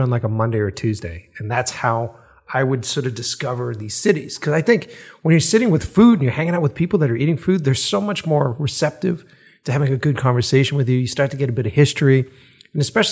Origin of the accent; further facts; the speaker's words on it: East Coast, United States; moved away as an adult; also born or lived in Boston; now in Los Angeles, United States; I'm an East Coast kid. I grew up on the East Coast.